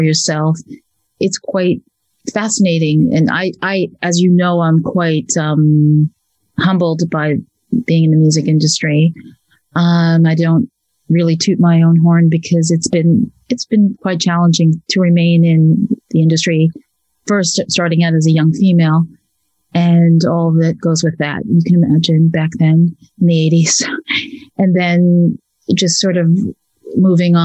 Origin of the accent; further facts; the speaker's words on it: New York, United States; now in United Kingdom; growing up in New York and, you know, in the 60s and 70s